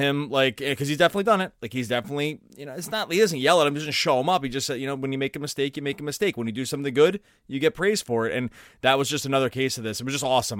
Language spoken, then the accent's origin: English; Philadelphia, Pennsylvania, United States; growing up in Philadelphia